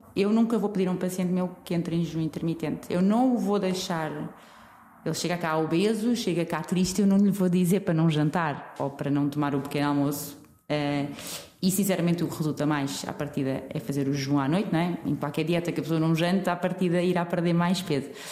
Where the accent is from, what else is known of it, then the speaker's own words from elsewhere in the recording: Portugal; somos portugueses